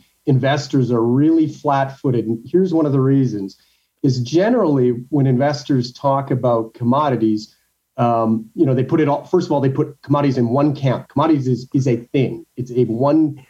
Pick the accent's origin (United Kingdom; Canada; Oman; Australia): Canada; I'm a Canadian